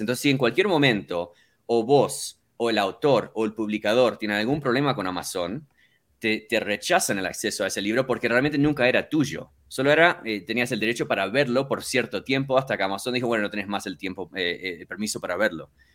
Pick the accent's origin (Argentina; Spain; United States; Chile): United States; Miami, Florida; moved away as an adult; also born or lived in Uruguay; now in Colorado, United States; yo nací originalmente en Uruguay y eh, mis padres se mudaron a Estados Unidos cuando tenía tres años. Entonces, yo básicamente toda mi infancia estuve en, Miami, en, en Florida, y estuve casi 20 años